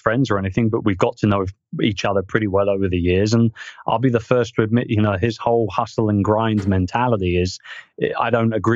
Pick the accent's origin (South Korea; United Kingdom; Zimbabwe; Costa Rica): United Kingdom; as a Brit